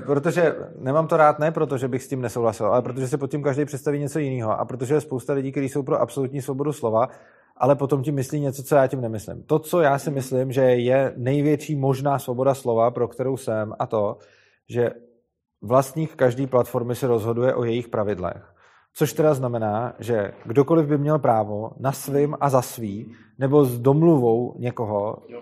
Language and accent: Czech; Czechia; jsem Čech